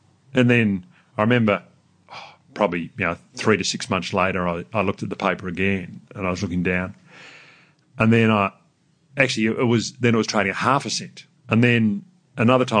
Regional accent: Melbourne, Victoria, Australia; also born or lived in New Zealand / New York; Mum stayed there, had me, and then came back and met Dad back in Melbourne

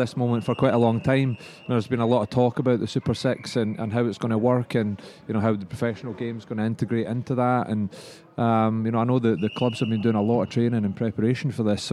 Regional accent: Stirling, Scotland, United Kingdom; I'm originally from Stirling County

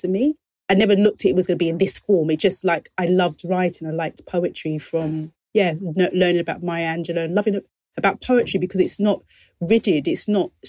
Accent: London, United Kingdom; my lived experience as a young girl growing up in the East End of London

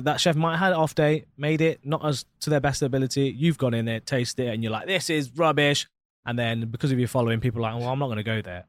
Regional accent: Leicester, East Midlands, United Kingdom; now in Dubai, United Arab Emirates; I'm from Leicester in England, right in the middle of England

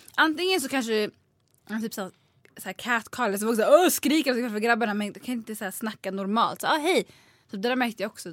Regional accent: Sundbyberg area, Stockholm County, Sweden; jag växte upp så här, i Basvenområdet

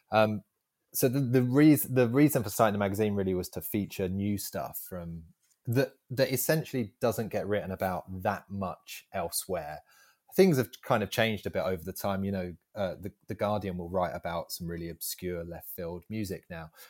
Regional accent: Southend, East of England, United Kingdom; i'm from Southend and … are from Southend.

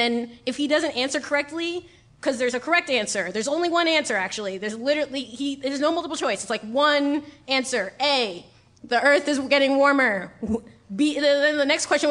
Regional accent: New York, United States; I was born and raised in New York

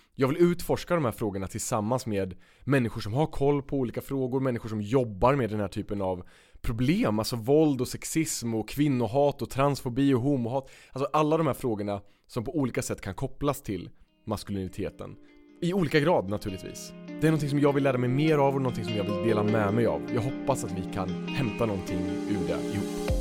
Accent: Östergötland, Sweden; vi växte upp i olika städer men väldigt nära varandra i mm. Östergötland

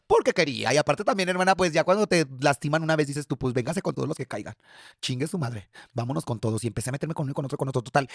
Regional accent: León, Guanajuato, Mexico; moved away as an adult; also born or lived in Mexico City; me tuve que regresar nuevamente a la Ciudad de León

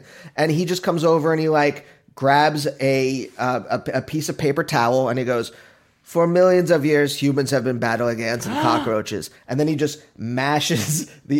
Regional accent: Reading, Pennsylvania, United States; my hometown, Reading, Pennsylvania

